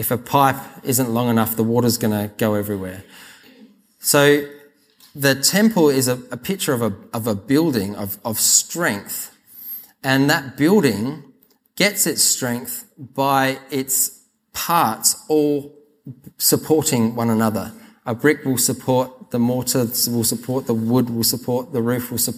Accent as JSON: {"language": "English", "region": "South Australia", "country": "Australia", "tie": "born or raised there", "said": "I grew up in South Australia, so I call this Lego"}